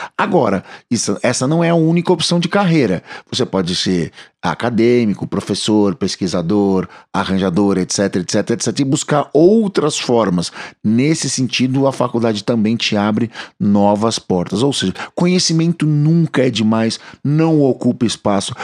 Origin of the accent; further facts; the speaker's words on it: São Paulo, Brazil; Aqui nós somos de São Paulo, na cidade de São Paulo